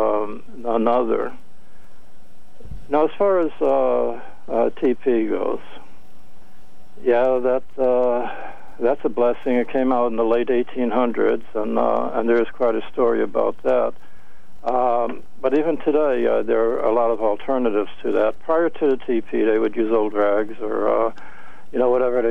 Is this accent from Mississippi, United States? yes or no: no; Hartford, Connecticut, United States; I was raised in the South End of Hartford